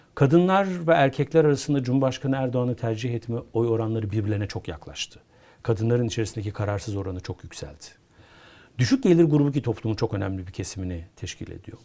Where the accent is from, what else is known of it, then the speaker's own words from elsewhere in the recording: Konya, Turkey; Ben bir Konyalıyım.